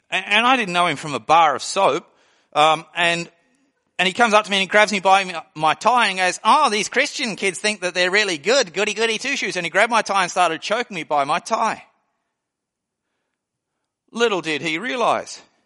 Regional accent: Australia; moved away; I came from Australia.

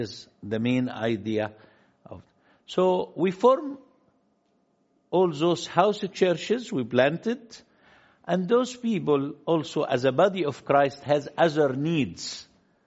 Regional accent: Luxor, Luxor Governorate, Egypt; I am from Luxor, which is lower Egypt here, from a little tiny village called West Bank, not in Israel, West Bank in Luxor

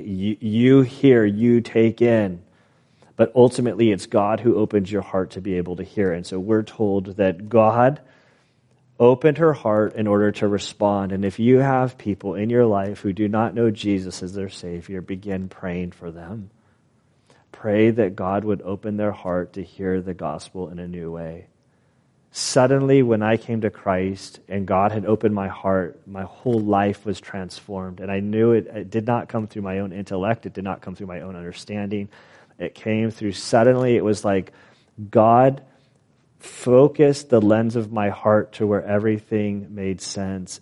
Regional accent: United States; we as American citizens

